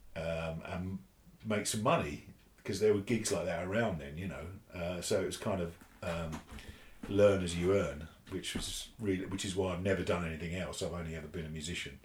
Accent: Hitchin, East of England, United Kingdom; I, grew up in Hitchin in Hertfordshire, which is about uh, 30 miles from here

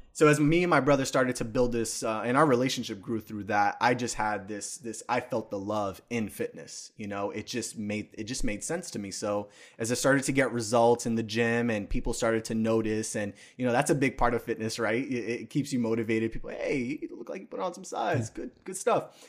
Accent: New York City, New York, United States; I was born and raised in the Bronx

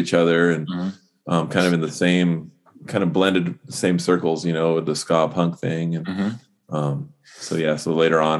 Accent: Orange County, California, United States; now in Gilbert, United States; I was in Orange County and I definitely came down to San Diego

